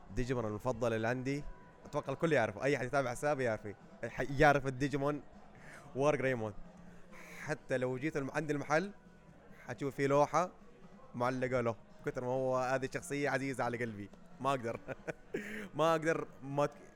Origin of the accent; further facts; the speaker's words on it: Saudi Arabia; إحنا كدولة سعودية